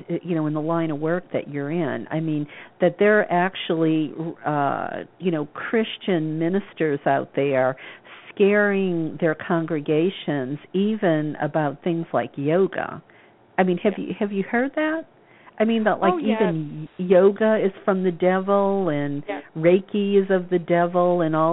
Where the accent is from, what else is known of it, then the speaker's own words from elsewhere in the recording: New Orleans, Louisiana, United States; I grew up in New Orleans. I grew up in that bubble of the Bible Belt